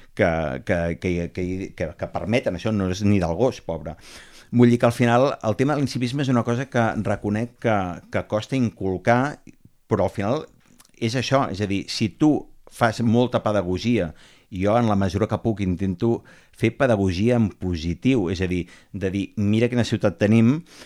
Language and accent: Catalan; Barcelona, Catalonia, Spain; el barri el meu barri d'infantesa, on jo anava a l'escola, a la Font d'en Fargues